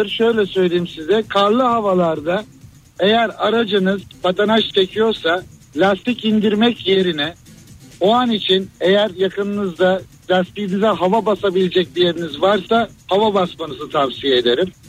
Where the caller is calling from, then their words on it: Istanbul, Turkey; ben İstanbul'dan.